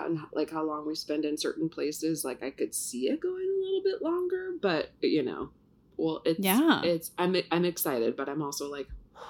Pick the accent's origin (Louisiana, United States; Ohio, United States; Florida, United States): Ohio, United States; also born or lived in Toledo; now in New York City, United States; I grew up in Ohio